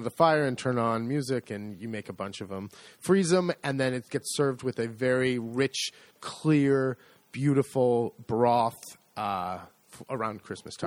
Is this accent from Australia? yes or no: no; United States; accent: American; now in Le Marche, Italy; my horrible American accent